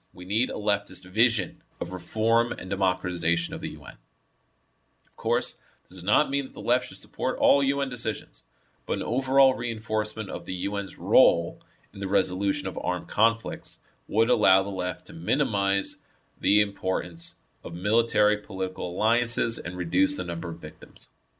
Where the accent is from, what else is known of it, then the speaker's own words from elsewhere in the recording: Donbas, Ukraine; born there; I was born in the Donbass, but in a Ukrainian-speaking nationalist family.